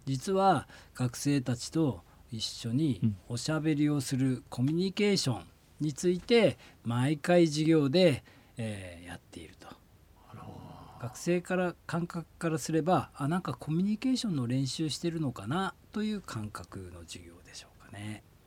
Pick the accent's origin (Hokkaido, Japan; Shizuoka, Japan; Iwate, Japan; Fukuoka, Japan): Hokkaido, Japan; Tokachi; 私は、北海道生まれ、北海道育ち